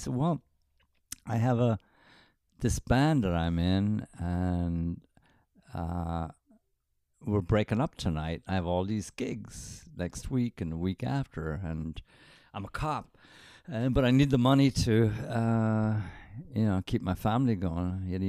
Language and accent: English; Wexford, Leinster, Ireland; I come from Turner and Kerwin of Wexford, which was impossible to say.